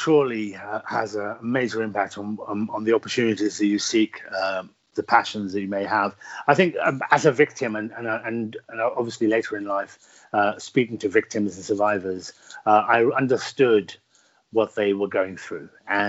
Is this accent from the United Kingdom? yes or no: yes; Birmingham, West Midlands, United Kingdom; Yes, I was born in inner city Birmingham. My family came from the northwest frontier of Pakistan, the very traditional and tribalistic parts of Pakistan, and moved to the very traditional and tribalistic parts of Birmingham.